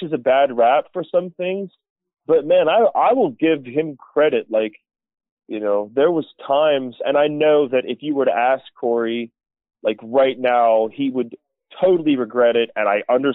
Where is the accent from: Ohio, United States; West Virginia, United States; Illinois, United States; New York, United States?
Ohio, United States; born or raised there; moved away as an adult; now in Alaska, United States